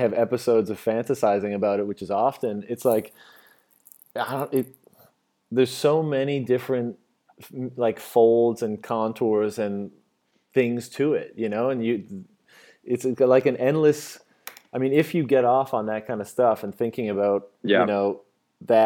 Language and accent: English; Newfoundland and Labrador, Canada; moved away as an adult; also born or lived in Shanghai, China / Beijing, China; I'm from Newfoundland, Canada